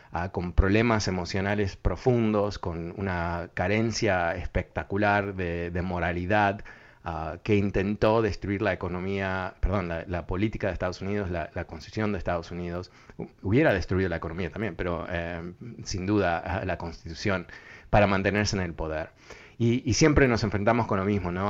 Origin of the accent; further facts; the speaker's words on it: Uruguay; yo, nací en Uruguay